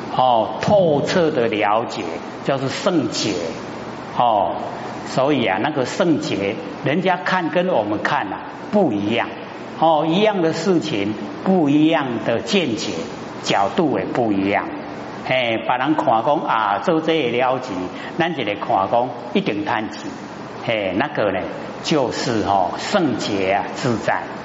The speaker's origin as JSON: {"language": "Chinese", "country": "Taiwan", "said": "生在台湾，哦，这个呢，啊，福报很大的地方"}